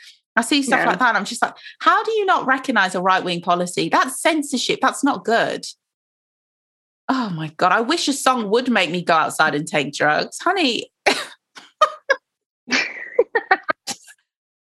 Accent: Nigeria; now in United Kingdom; I'm Nigerian

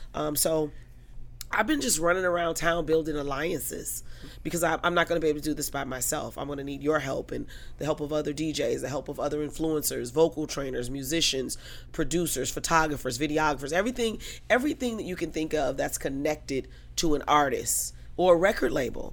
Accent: Detroit, Michigan, United States; Detroit, okay. Born and raised. Okay. Just wanted to make sure. Yeah, okay. Lower East Side, the bottom is what we call it.

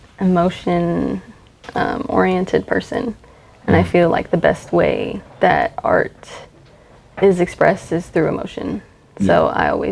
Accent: Alaska, United States; born there; now in Texas, United States; I am a military brat. I was born in Alaska. I moved all around before I moved here to Texas in 2007.

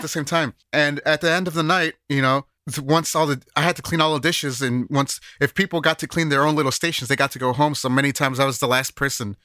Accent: Chicago, Illinois, United States; now in Japan; I'm a Chicagoan

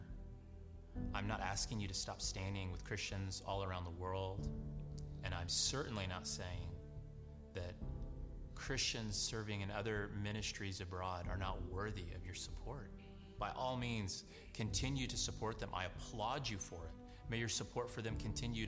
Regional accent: Saudi Arabia; I'm from the Kingdom of Saudi Arabia

